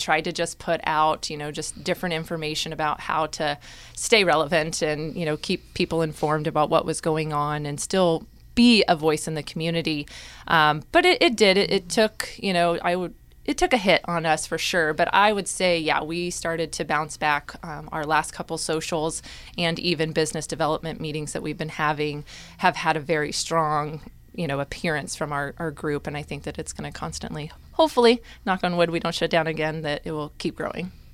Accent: Topeka, Kansas, United States; also born or lived in Ellsworth, Kansas; now in Manhattan, Kansas, United States; originally from Topeka, but spent a good chunk of some time out in Ellsworth, Kansas

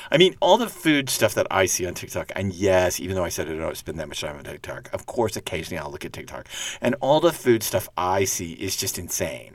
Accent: Texas, United States; I'm from Texas

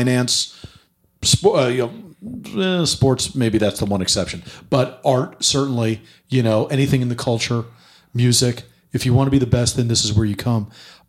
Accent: New York, United States; I say this as a very biased New Yorker

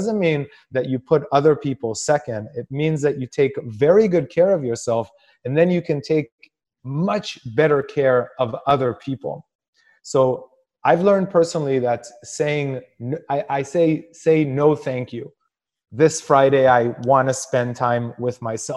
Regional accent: Israel; I come from a culture in Israel where like you're supposed to be thinking of other people before you think of yourself

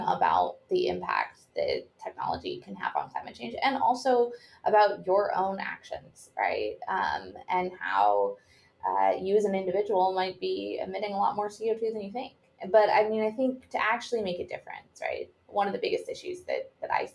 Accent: Seattle, Washington, United States; So I grew up in Washington, in Seattle, Washington.

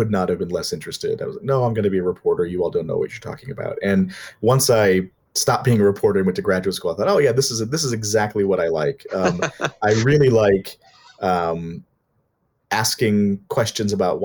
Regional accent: Minnesota, United States; I'm from Minnesota

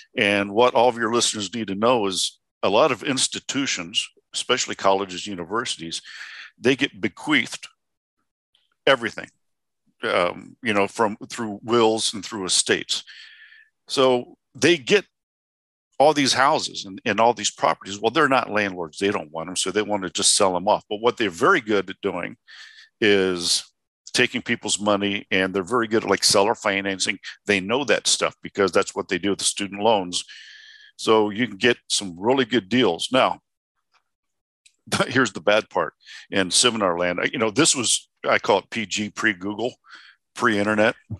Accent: Indiana, United States; now in Arizona, United States; I'm originally from Indiana

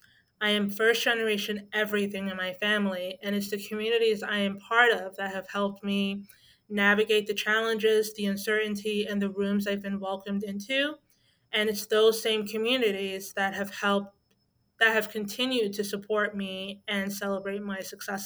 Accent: New York City, New York, United States; I was born in Brooklyn, New York, to parents from the Caribbean

